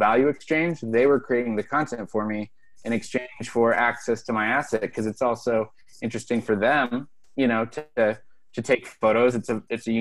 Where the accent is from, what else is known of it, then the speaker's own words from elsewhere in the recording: Pacific Northwest, United States; moved away; I'm from the Pacific Northwest originally